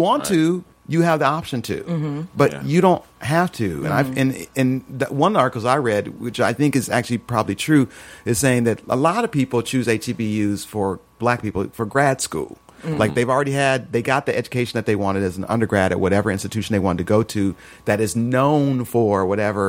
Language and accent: English; Peoria, Illinois, United States; moved away; Bradley University, which is in my hometown